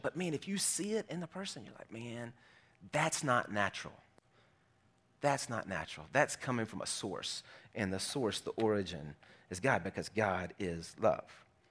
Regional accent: South Arkansas, United States; I grew up in South Arkansas

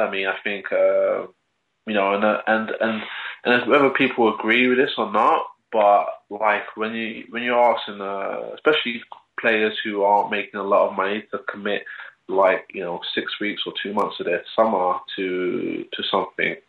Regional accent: London, United Kingdom; also born or lived in Stoke Newington, Hackney; growing up in London

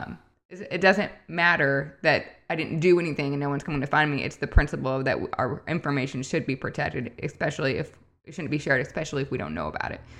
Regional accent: Midwest, United States; also born or lived in upstate New York; now in Michigan, United States; I grew up in the Midwest. Well, I'm from upstate New York, but growing up in the Midwest

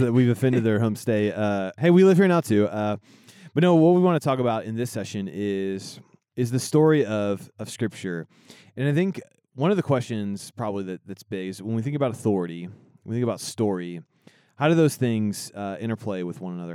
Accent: Indiana, United States; now in Kansas, United States; I'm from Indiana

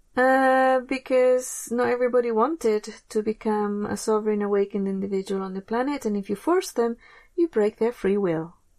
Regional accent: England, United Kingdom; moved away; I grew up in England

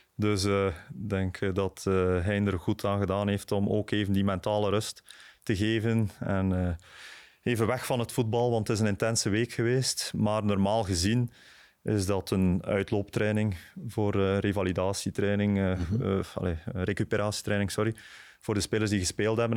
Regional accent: Bruges, Flanders, Belgium; ik ben, ben van Brugge, ik ben van Sint-Andries

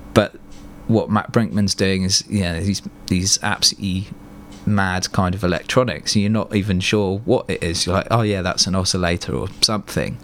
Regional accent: Fleet, South East England, United Kingdom; also born or lived in Hartley Wintney / Reading; growing up in Fleet and like Hartley and putting on shows there

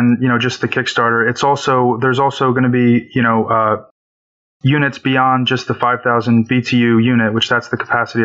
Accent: Woodbridge, New Jersey, United States; I'm from Woodbridge, New Jersey

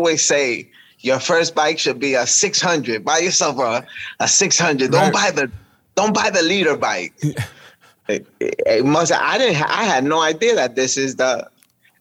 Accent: New York City, New York, United States; I grew up in Washington Heights, so upper Manhattan

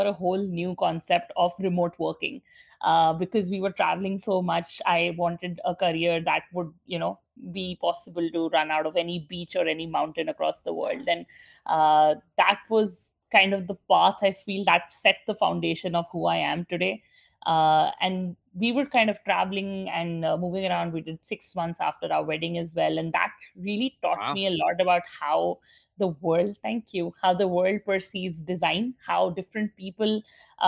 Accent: New Delhi, Delhi, India; moved away as an adult; now in Dubai, United Arab Emirates; I grew up in New Delhi, India

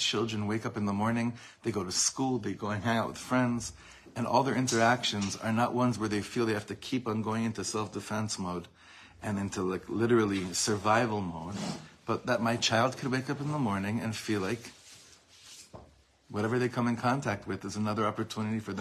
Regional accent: Los Angeles, California, United States; I grew up in Los Angeles

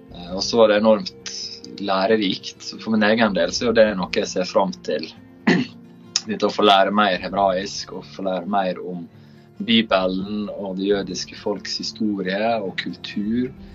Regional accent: Sunnmøre, Møre og Romsdal, Norway

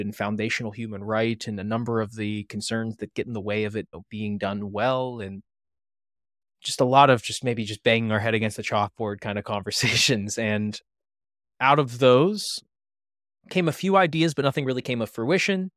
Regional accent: north of Pittsburgh, Western Pennsylvania, United States; moved away as an adult; now in Maryland, United States; I'm not originally from Maryland. I'm from Western Pennsylvania, north of Pittsburgh. My co-founder, Thomas Hummel, is as well, but he and I never knew each other, even though we grew up about fifteen minutes away

